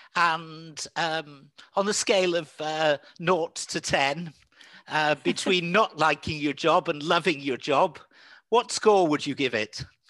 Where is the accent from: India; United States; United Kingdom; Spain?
United Kingdom; England; I'm an English person too, but a fluent Welsh speaker as well.